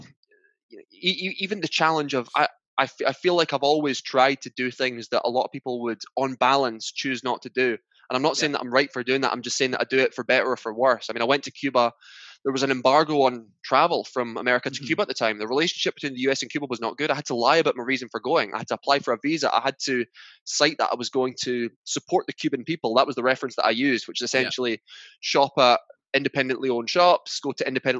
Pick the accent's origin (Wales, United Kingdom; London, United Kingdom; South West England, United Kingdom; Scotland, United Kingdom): Scotland, United Kingdom; I'm from Scotland